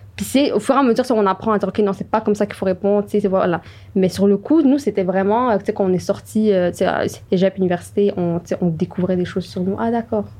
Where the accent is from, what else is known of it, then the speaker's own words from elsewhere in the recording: Montreal, Quebec, Canada; je viens de Montréal comme Hibaid et euh, Joanna